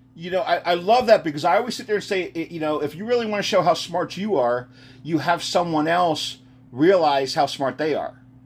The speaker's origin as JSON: {"language": "English", "country": "United States", "tie": "born or raised there", "also_born_or_lived": "Texas", "moved": "yes", "said": "I'm originally a Texas boy, but I grew up outside of Philly."}